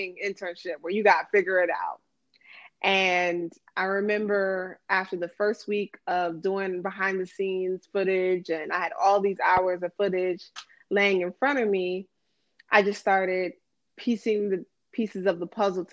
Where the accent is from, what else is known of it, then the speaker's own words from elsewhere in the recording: Silver Spring, Maryland, United States; moved away as an adult; also born or lived in Washington, D.C.; now in Chicago, United States; I was born and raised in Silver Spring, Maryland